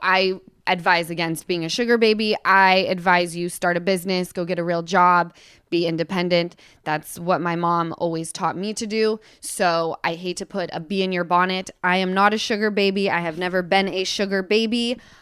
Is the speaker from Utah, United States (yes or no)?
yes; Utah, United States; I come from Utah